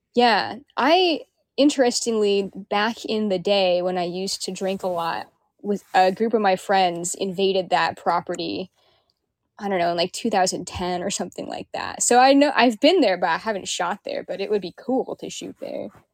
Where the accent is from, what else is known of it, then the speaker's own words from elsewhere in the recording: Kenmore, Washington, United States; also born or lived in Renton, Washington; I grew up in Kenmore, and I have lived in Renton a lot lately